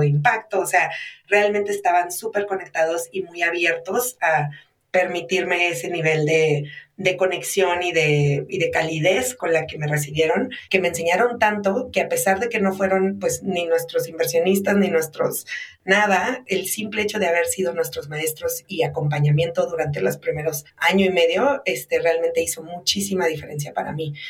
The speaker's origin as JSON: {"language": "Spanish", "country": "Mexico", "said": "me identifico como mexicana y empiezo a ver que mi identidad mexicana tiene un historial"}